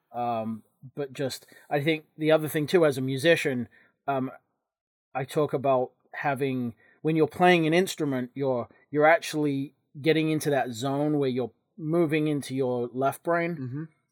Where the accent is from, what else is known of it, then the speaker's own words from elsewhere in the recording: England, United Kingdom; moved away; when I was growing up in England